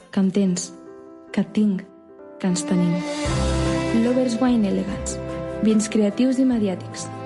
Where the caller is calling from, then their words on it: Martorelles, Catalonia, Spain; de Martorelles.